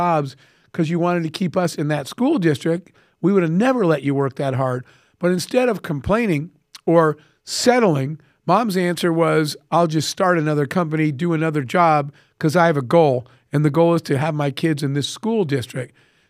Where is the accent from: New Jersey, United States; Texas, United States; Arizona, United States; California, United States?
Arizona, United States; I grew up in the Arizona desert with a single mom.